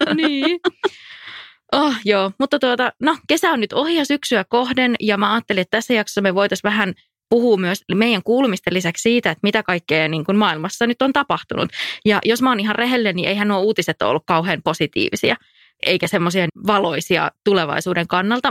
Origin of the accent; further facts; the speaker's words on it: North Karelia, Finland; moved away; Pohjois-Karjalassa mun kotiseudulla on aina niin ihana käydä